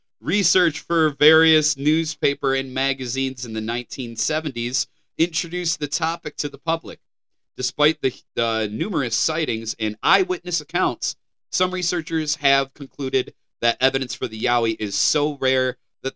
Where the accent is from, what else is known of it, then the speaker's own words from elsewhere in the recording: United States; I'm such an American